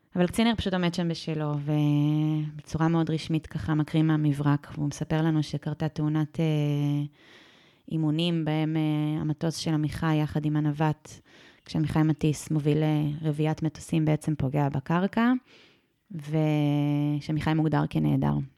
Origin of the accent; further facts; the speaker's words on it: Sde Warburg, Central District, Israel; לשדה ורבורג, אה, שם גדלתי